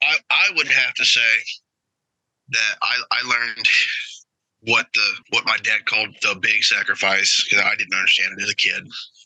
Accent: Charleston, South Carolina, United States; I grew up in South Carolina on the Charleston Naval Base.

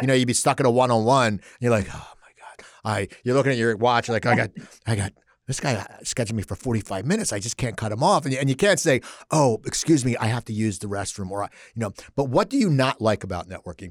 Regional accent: Cherry Hill, New Jersey, United States; I grew up in Cherry Hill.

